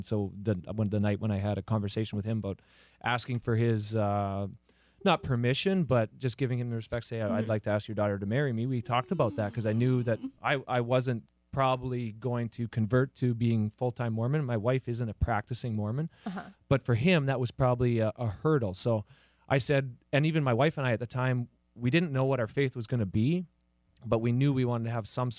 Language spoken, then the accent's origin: English; Canada; now in United States; I'm Canadian